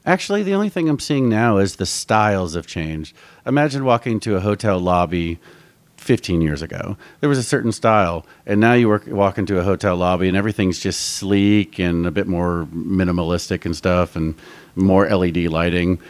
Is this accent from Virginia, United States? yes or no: yes; Northern Virginia, United States; moved away as an adult; now in Nashville, United States; I'm from Northern Virginia